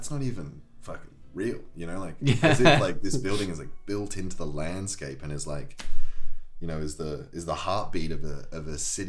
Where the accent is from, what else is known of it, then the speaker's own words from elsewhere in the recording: Sunshine Coast, Queensland, Australia; also born or lived in Bristol, England / Weston-super-Mare, England; I was born in Bristol and I moved to Australia when I was like 9 years old with my family, and I grew up there on the Sunshine Coast, a beautiful little beach town.